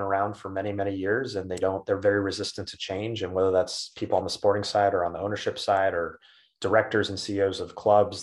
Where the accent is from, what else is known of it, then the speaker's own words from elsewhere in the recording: United States; being an American in European football in a leadership position